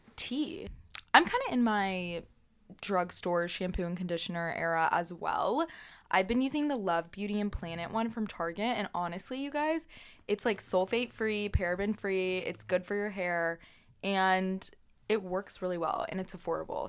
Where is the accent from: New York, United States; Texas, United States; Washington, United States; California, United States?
Texas, United States; As a Texan, I have been wearing cowboy boots my whole life